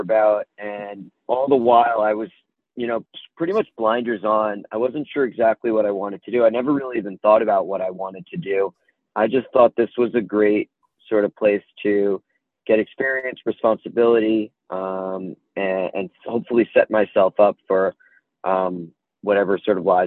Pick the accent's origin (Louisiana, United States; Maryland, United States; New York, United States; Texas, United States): New York, United States; suburb of New York City, United States; now in Chapel Hill, United States; So I'm from New York originally. I grew up just 20 minutes outside of the city in a suburb of New York City.